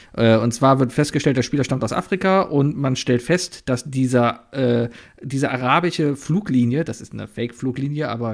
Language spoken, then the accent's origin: German; Cologne, North Rhine-Westphalia, Germany; als Kölner